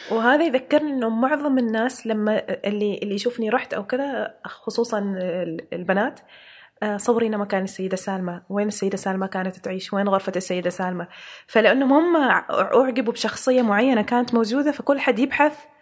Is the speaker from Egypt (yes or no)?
no; Oman; إحنا عندنا في عمان